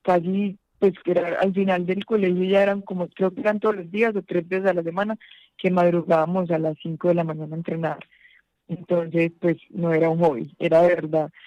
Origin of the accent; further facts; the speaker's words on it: Pereira, Risaralda, Colombia; moved away; allá en Pereira, que es mi ciudad natal